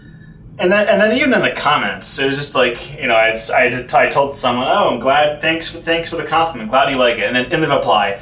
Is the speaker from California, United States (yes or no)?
no; Houston, Texas, United States; now in New York, United States; I'm from Houston